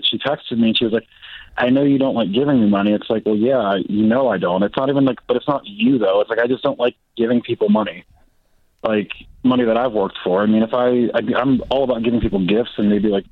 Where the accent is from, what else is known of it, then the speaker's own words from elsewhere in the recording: Maryland, United States; now in Colorado, United States; I'm visiting back because I'm originally from Maryland